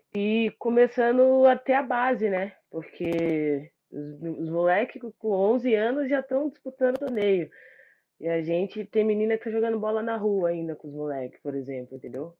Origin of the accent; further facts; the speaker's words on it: Brazil; e como brasileiro, acho que todo mundo abraçou a seleção feminina